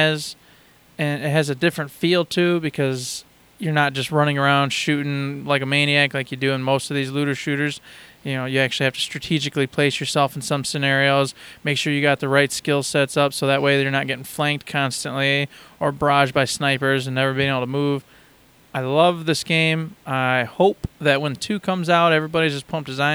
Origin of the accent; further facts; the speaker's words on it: Michigan, United States; I'm not from Detroit whatsoever. But, right. But still, Michigan, at least, somewhere close.